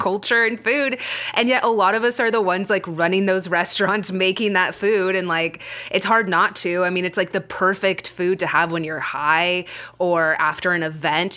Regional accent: Frisco, Texas, United States; accent: Texas; now in Los Angeles, United States; I went to high school in Frisco, Texas, which is outside of Dallas. Like, I can drop into my Texas accent

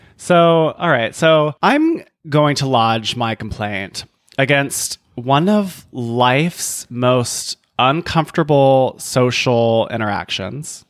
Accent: the South, United States; as a Southerner

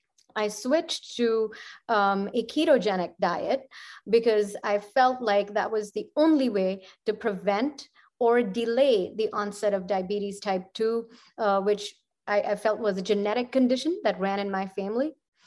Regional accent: Ludhiana, Punjab, India; My home state's called Punjab, and it is, you know, fertile, and it is, you know, used for monocropping and, you know, for corporate agriculture

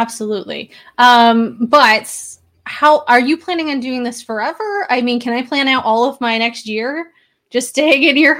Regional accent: Buffalo, New York, United States; now in Seattle, United States; I originally come from Buffalo. I'm now over in Seattle.

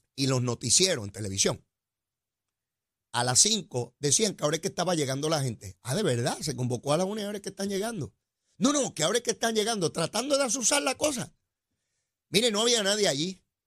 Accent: Puerto Rico; somos boricuas

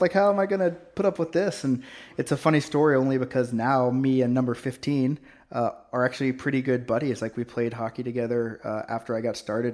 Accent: Oklahoma, United States; now in Canada; I grew up in Oklahoma

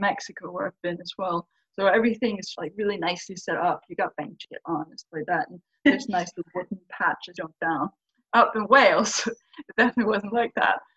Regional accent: Faroe Islands; I literally grew up by the cliffs of the Faroe Islands

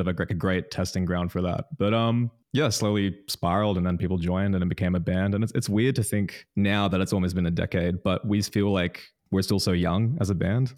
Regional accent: Newcastle, New South Wales, Australia; born or raised there

